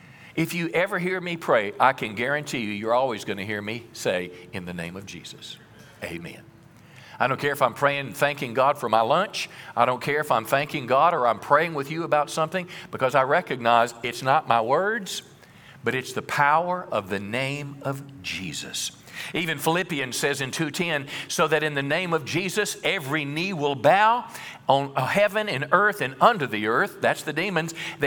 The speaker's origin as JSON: {"language": "English", "region": "Mississippi", "country": "United States", "tie": "born or raised there", "said": "When I was a boy, I was raised in Mississippi in the country, and my family farmed"}